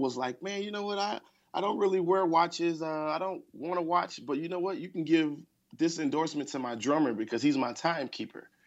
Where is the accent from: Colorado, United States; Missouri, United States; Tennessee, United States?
Tennessee, United States; Memphis; I grew up in Memphis